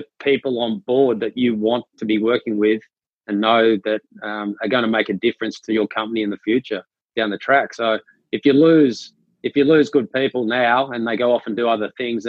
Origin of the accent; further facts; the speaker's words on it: Australia; also born or lived in Vancouver Island, Canada; I was born on Vancouver Island on the west coast of Canada, and only lived there for a couple of months before my Australian parents decided to move back to Australia.